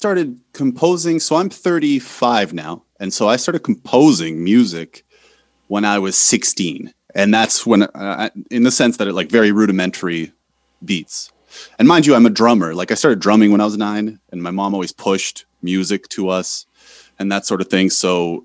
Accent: North Bay, Ontario, Canada; moved away as an adult; also born or lived in Poland; now in Warsaw, Poland; North Bay, Ontario. I'm Canadian. I'm living in Poland, but I am Canadian.

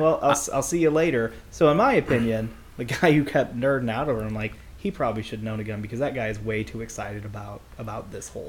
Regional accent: United States; we're from Jeffco too

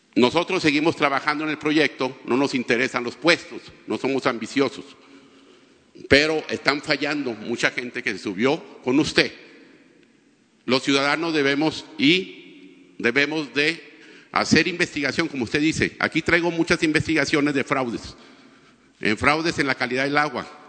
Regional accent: Torreón, Coahuila, Mexico; Yo soy de Torreón

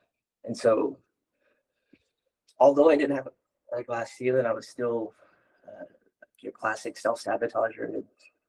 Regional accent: Yellowknife, Northwest Territories, Canada; born there; also born or lived in Liverpool, Nova Scotia / Bridgewater, Nova Scotia; Mi'kmaq, and so I was born in Yellowknife. It was the closest, I guess.

